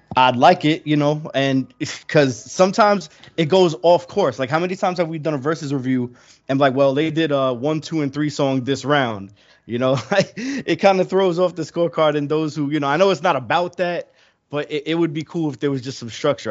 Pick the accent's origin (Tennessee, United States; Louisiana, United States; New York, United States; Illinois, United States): New York, United States; New York City; I'm from Queens too